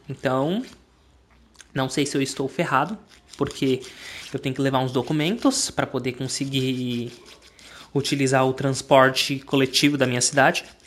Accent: Brazil; eu sou brasileiro

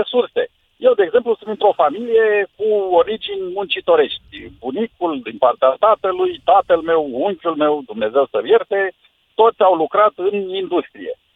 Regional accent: Buzău, Buzău County, Romania; eu sunt din Buzău

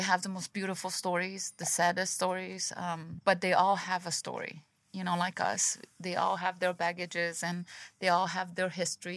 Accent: Brazil; moved away; I'm from Brazil, and I used to live in a city

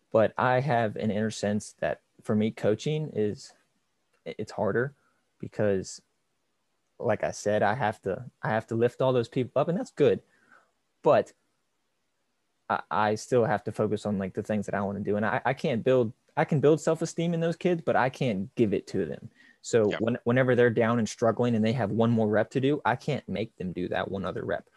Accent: Romney, West Virginia, United States; I grew up here in Romney. It's yep. a small town in West Virginia.

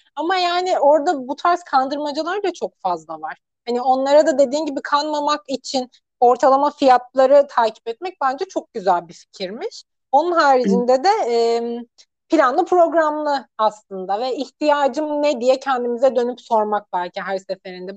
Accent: Antalya, Turkey; also born or lived in Gaziantep; ben Antalyalıyım

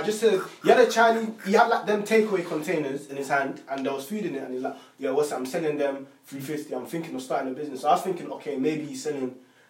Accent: United Kingdom; us being Black males, growing up in the UK, diaspora, isn't it? Obviously, I'm from Madge.

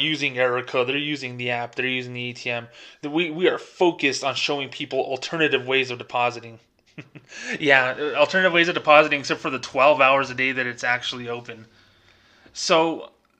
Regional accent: Albuquerque, New Mexico, United States; I'm from the Albuquerque, New Mexico area where they had a record number of homicides.

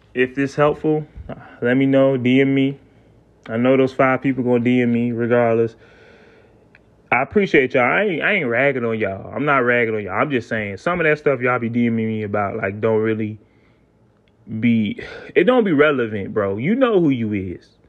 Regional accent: South Carolina, United States; I'm from the South, right? I'm from South Carolina

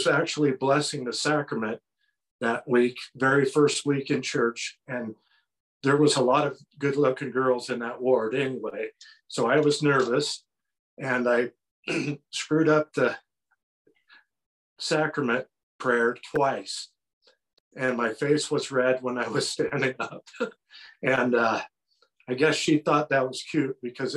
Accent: Burns, Oregon, United States; also born or lived in Gresham, Oregon; I grew up in Burns, Oregon, really small town, away from anything

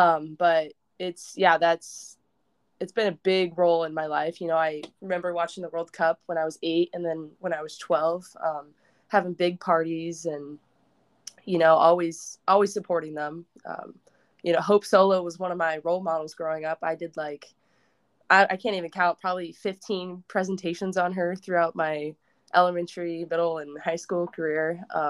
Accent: Nebraska, United States; I have to be because I'm from Nebraska, but.

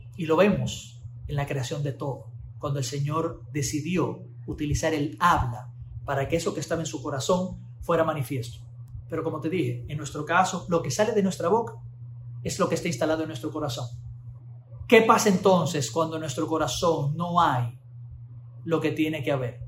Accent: Dominican Republic; accent: Dominican mannerisms; manierismos muy dominicanos eh, eran muy comunes en mi boca

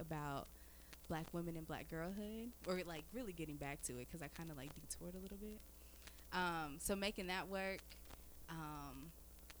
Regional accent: Powder Springs, Georgia, United States; I'm from Atlanta. Or from Powder Springs.

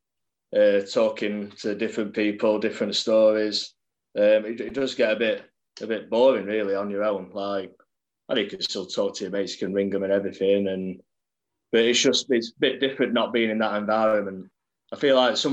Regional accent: Sheffield, Yorkshire and the Humber, United Kingdom; I grew up in Sheffield, a place called Norton near Graves Park

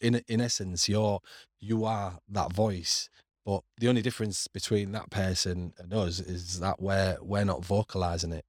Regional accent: Hull, Yorkshire and the Humber, United Kingdom; moved away as an adult; also born or lived in Middle East; now in Canada; on Council Estate where I grew up on Cavill Place.

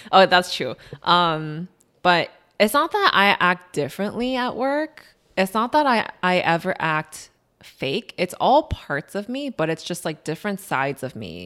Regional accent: Chicago, Illinois, United States; also born or lived in Skokie, Illinois; I was born and raised in Chicago.

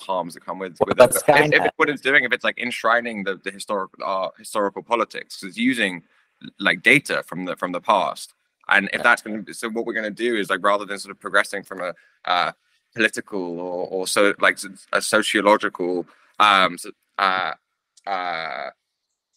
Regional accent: England, United Kingdom; as an English person

